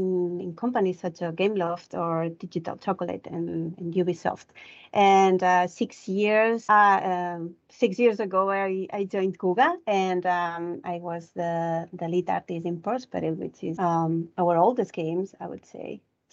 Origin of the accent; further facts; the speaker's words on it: Barcelona, Catalonia, Spain; moved away; I'm originally from Barcelona.